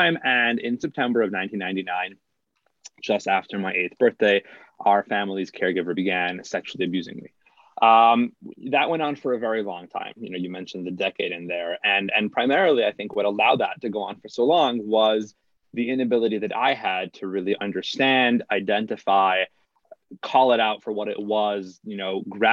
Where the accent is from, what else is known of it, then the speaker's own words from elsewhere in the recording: Salt Lake City, Utah, United States; So I was raised here in Salt Lake City.